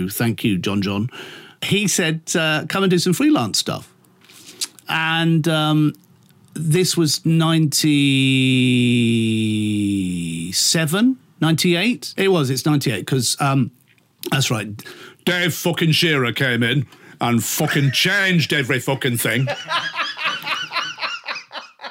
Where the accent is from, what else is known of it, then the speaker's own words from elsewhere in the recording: Liverpool, North West England, United Kingdom; accent: Liverpool; also born or lived in Dubai; Oh, that's my Liverpool accent.